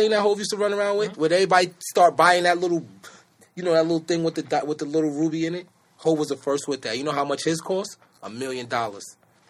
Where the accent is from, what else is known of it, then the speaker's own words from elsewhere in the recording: New York City, New York, United States; I'm from Brooklyn, New York.